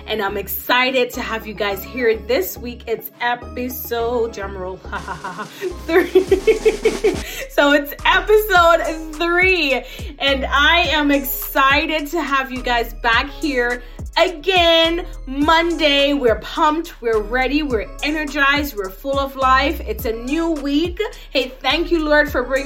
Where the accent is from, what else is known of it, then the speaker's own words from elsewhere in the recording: Saint Catherine, Jamaica; I grew up in Jamaica in a small community in Yorton, St. Catherine.